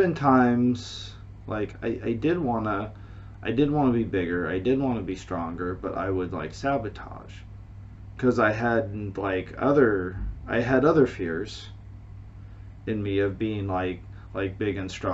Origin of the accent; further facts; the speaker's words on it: United States; now in China; I am American. I am living in China